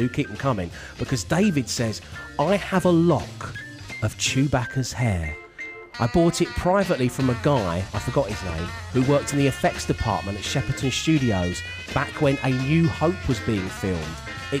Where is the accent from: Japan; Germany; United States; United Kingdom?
Germany; born there; because he knew I was born in Germany.